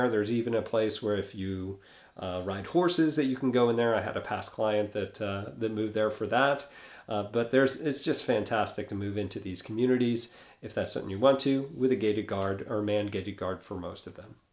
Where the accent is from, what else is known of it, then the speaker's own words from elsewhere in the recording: New York, United States; now in Destin, United States; I'm from New York originally